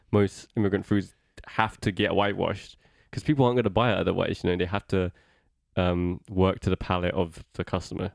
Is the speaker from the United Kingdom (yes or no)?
yes; United Kingdom; Growing up, like there was no East Asian representation in British culture.